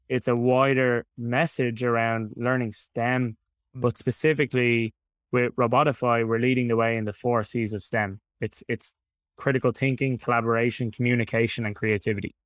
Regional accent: Dublin, Leinster, Ireland; I'm from Dublin in Ireland, in case anyone hasn't been able to tell from the accent. So, born and raised here in Dublin.

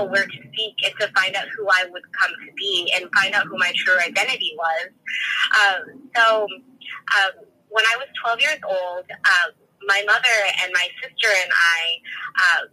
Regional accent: California, United States; also born or lived in Arizona; I was born in Arizona, but lived in California

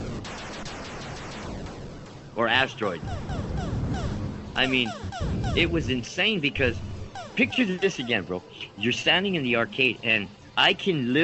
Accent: Montebello, California, United States; also born or lived in East Los Angeles / Pico Rivera; growing up in East Los Angeles, Montebello, California, all the way to Pico Rivera

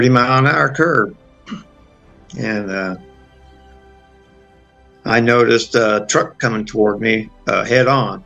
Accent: San Diego, California, United States; moved away as an adult; also born or lived in Branson, Missouri; Four children, four grandchildren of San Diego, where I'm from. I grew up in Southern California, so it was a chance for me to come on back home after my career was over

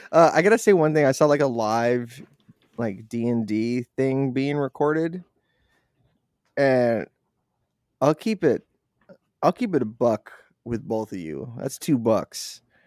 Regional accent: Boston, Massachusetts, United States; Hey, I'm from Boston. This is stupid. Where's the Dunkin'?

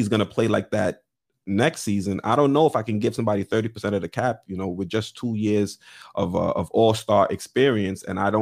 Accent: New York, United States; as a New Yorker

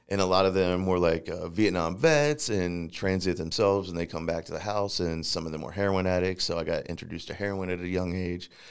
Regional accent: St. Louis, Missouri, United States; also born or lived in Times Beach, Missouri; I was actually born here in Saint Louis

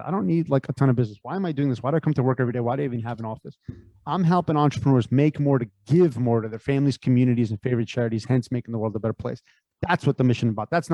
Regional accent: Connecticut, United States; also born or lived in San Francisco Bay Area; I grew up in Connecticut.

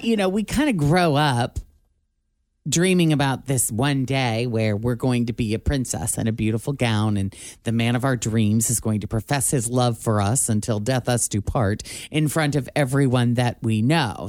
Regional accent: Illinois, United States; moved away; also born or lived in Tampa; I was from Illinois, we were living in Tampa

